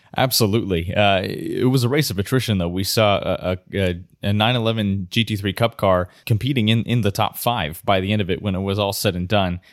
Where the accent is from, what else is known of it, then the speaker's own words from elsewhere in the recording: United States; as an American myself